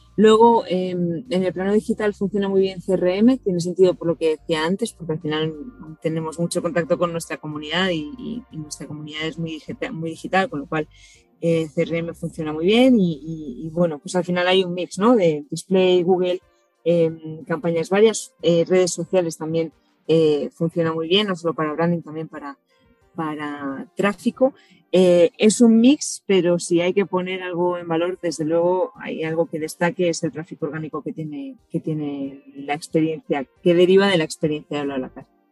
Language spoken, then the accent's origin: Spanish; Hondarribia, Basque Country, Spain; Andarribía, que es de donde soy yo